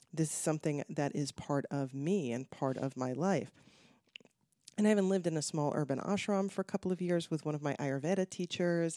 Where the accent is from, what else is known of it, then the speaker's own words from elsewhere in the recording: Connecticut, United States; now in Los Angeles, United States; I grew up in Connecticut